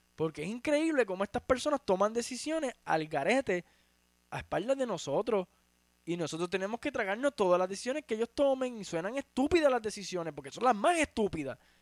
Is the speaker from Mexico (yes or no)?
no; Utuado, Puerto Rico; mi lugar de nacimiento en Puerto Rico